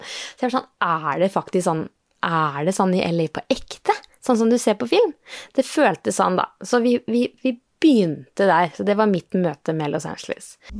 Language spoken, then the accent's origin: Norwegian; Norway; vi er eh, eh fra Norge